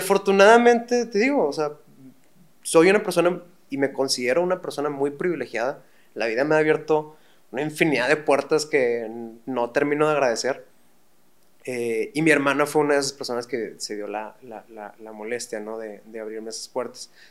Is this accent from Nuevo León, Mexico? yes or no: yes; Monterrey, Nuevo León, Mexico; Sí, somos de Monterrey, pues...